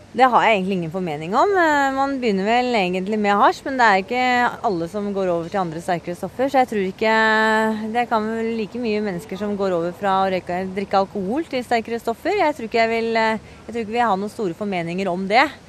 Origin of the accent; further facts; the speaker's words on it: Oslo, Norway; det er noe jeg er oppvokst med på Grünerløkka